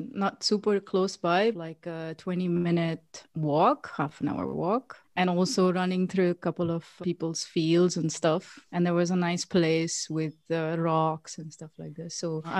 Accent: South India, India; I was born and I was brought up in India, like in South India, next to like a big city. So I didn't live in the city. I was living outside.

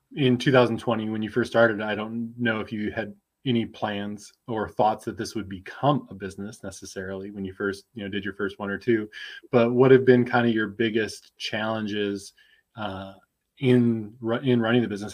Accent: Midwest, United States; also born or lived in Michigan / Minnesota; now in Austin, United States; I'm originally from the Midwest, Michigan, Minnesota

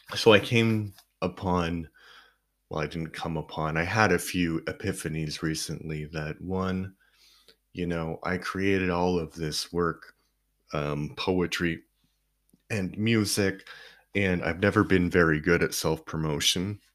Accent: Canada; moved away; I grew up in Canada

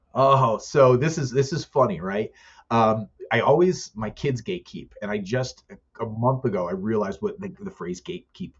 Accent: the Poconos, Pennsylvania, United States; I'm from the Poconos

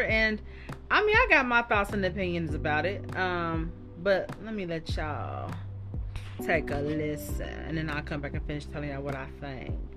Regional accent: Dayton, Ohio, United States; I was born and raised in Dayton

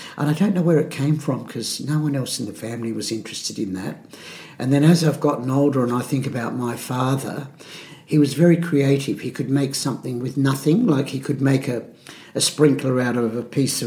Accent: Adelaide, South Australia, Australia; In Adelaide, in the Adelaide Hills

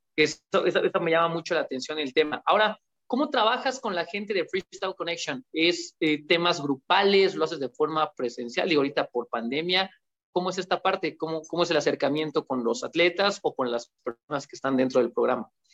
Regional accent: Mexico; en mi país, México

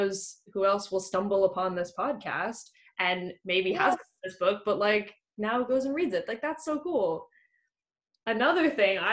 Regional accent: United States; moved away as an adult; now in United Kingdom; I'm an American who lives in the UK

